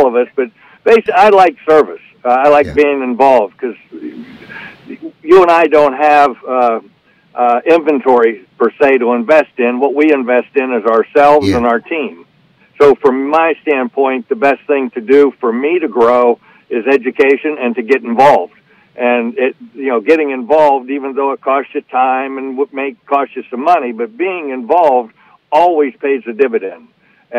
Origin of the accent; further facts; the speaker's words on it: Beaver Falls, Pennsylvania, United States; I'm from Beaver Falls, Pennsylvania